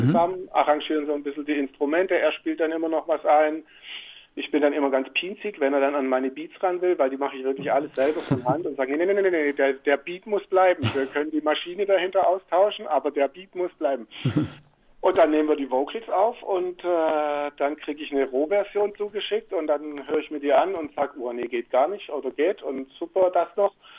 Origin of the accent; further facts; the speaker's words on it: near Stuttgart, Baden-Württemberg, Germany; moved away as an adult; now in Switzerland; ich bin jetzt ja in der Nähe von Stuttgart groß geworden